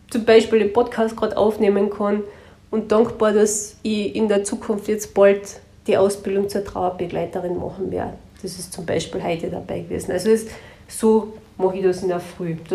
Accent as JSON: {"language": "German", "region": "Carinthia", "country": "Austria", "said": "Bei uns in Kärnten heißt Tschentschen oder Sempern"}